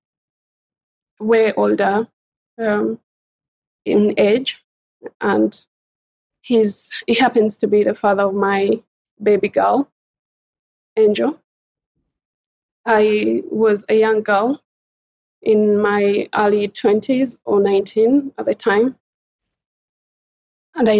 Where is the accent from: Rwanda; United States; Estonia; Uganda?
Uganda; moved away as an adult; also born or lived in Singapore / Malaysia / Hong Kong / Bahamas; now in United Kingdom; I came from Uganda in East Africa, in sub-Saharan Africa, as they call it now. I left my home country as a young adult.